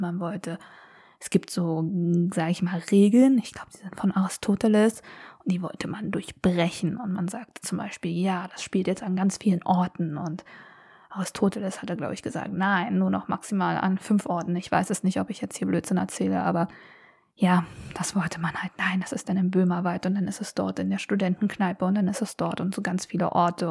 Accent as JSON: {"language": "German", "region": "Berlin", "country": "Germany", "tie": "born or raised there", "said": "also ich bin in Berlin groß geworden"}